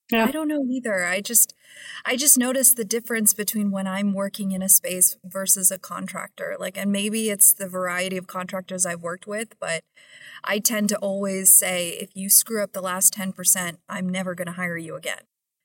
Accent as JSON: {"language": "English", "region": "New York", "country": "United States", "lives_now": "Philadelphia, United States", "said": "And as a New Yorker, I would never think that I would ever own a piece of property in the state of New Jersey."}